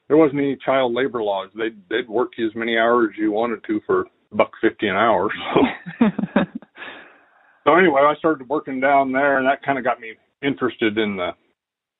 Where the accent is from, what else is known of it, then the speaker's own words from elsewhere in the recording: Twin Falls, Idaho, United States; I grew up in Twin Falls, Idaho. Born there and graduated high school there.